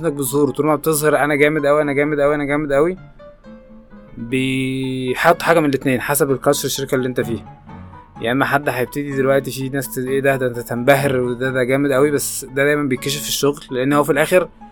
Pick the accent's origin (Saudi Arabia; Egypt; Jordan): Egypt; مش حابب اقول كمصريين